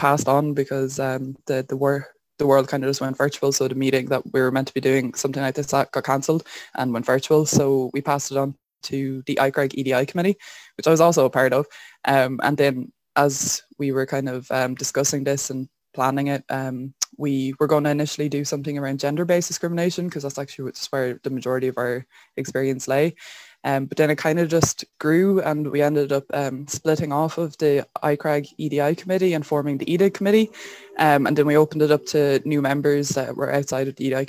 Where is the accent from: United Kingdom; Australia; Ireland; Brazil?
Ireland; Wexford, Leinster; I'm from Wexford